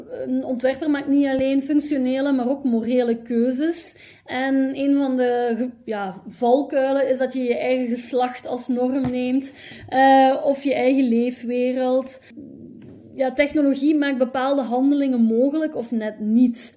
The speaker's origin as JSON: {"language": "Dutch", "town": "Hasselt", "region": "Flanders", "country": "Belgium", "tie": "born or raised there", "also_born_or_lived": "Leuven / Ghent / Brussels / Eindhoven", "moved": "yes", "said": "ik ben geboren in Hasselt, in België"}